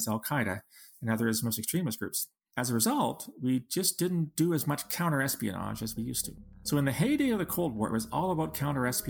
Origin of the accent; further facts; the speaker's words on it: London, Ontario, Canada; moved away as an adult; now in Ottawa, Canada; I just graduated from the University of Western Ontario in my hometown of London